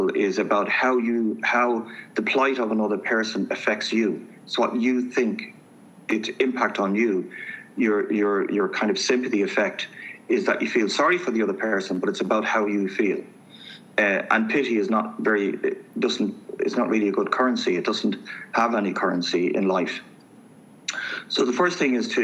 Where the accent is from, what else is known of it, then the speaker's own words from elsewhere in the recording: Dublin, Leinster, Ireland; I grew up, I'm from Manor Street, inner city Dublin, youngest of a very large family